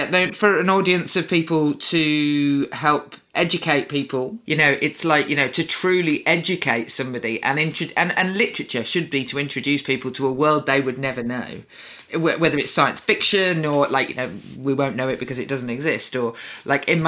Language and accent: English; Birmingham, West Midlands, United Kingdom; I'm from Birmingham.